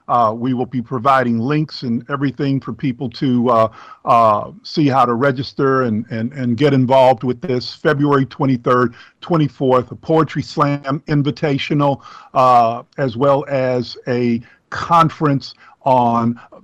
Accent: Beaumont, Texas, United States; moved away; Folks that know me know that I'm from Beaumont, Texas

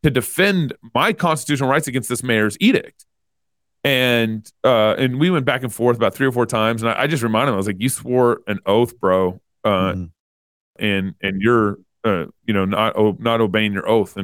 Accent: Texas, United States; moved away as an adult; now in Moscow, Idaho, United States; I grew up in Texas, but now I live in Idaho

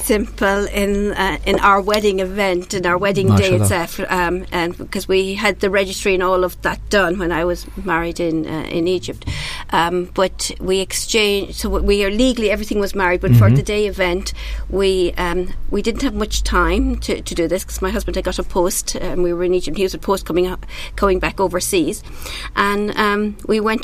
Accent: Ireland; being Irish myself

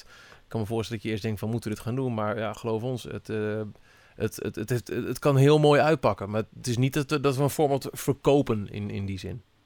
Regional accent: Twente, Overijssel, Netherlands; in mijn Twente, waar ik vandaan kom

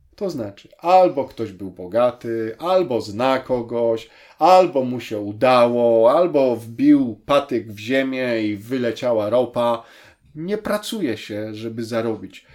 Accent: Poland; Ja wyrosłem y, w Polsce

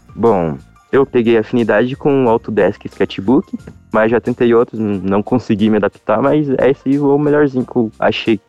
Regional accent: Rio Azul, Paraná, Brazil; eu sou do interior do Paraná. Sou de Rio Azul, Rio Azul, Paraná

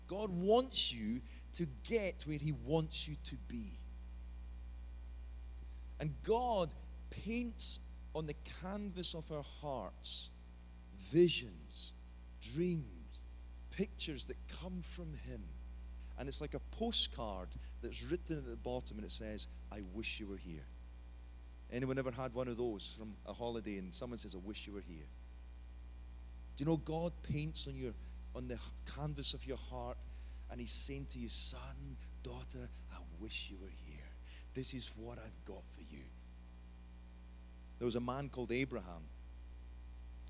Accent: Scotland, United Kingdom; as we would say in Scotland, peely wally.

